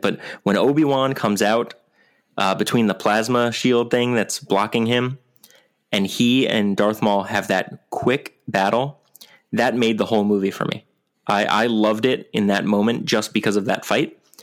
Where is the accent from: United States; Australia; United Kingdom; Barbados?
United States; New York; I'm from New York.